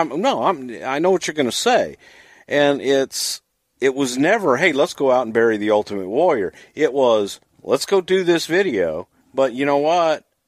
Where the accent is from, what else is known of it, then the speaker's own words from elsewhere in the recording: Texas, United States; I grew up in the South. I grew up in Texas